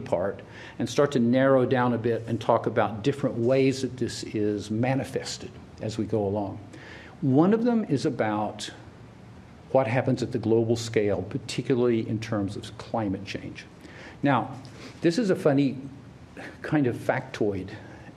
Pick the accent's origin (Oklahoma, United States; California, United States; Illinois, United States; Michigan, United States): Oklahoma, United States; I grew up in Oklahoma, and we had no time for people from Arkansas